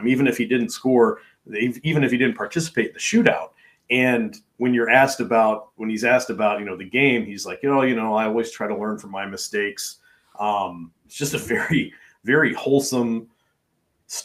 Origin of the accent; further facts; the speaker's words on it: Kentucky, United States; my hometown in Kentucky, which has like 1,450.